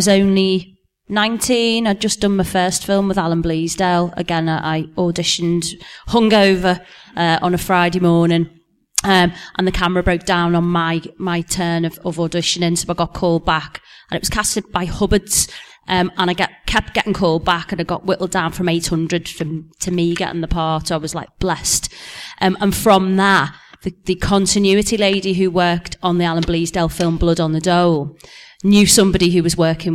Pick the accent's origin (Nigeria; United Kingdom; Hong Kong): United Kingdom; Liverpool, North West England; now I'm a Scouser